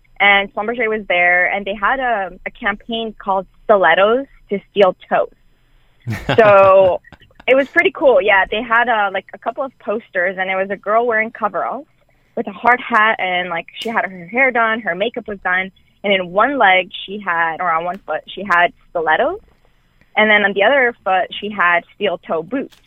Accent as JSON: {"language": "English", "town": "Montreal", "region": "Quebec", "country": "Canada", "tie": "born or raised there", "said": "I grew up in Canada. In Montreal, specifically. It's in Quebec."}